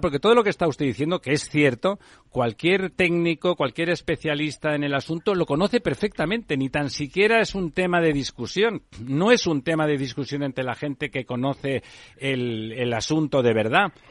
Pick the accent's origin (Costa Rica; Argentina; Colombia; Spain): Spain; Catalonia; sobre mi tierra, en Cataluña